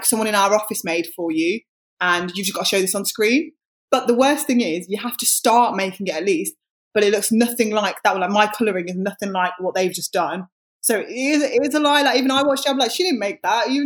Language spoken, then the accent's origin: English; Wolverhampton, West Midlands, United Kingdom; I'm from Wolverhampton, and I am a radio and TV presenter